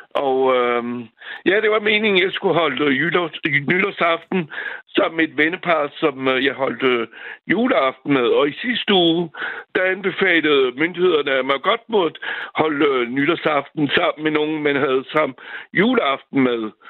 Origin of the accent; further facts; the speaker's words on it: France; now in Valby, Denmark; ligesom uh, Frankrig, hvor jeg kommer fra.